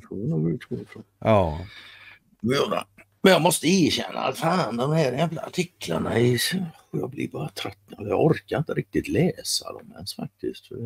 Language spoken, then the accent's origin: Swedish; Sweden; som svensk